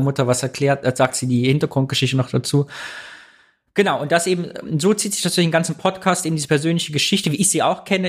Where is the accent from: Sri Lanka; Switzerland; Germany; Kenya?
Germany; East Germany; wir Ossis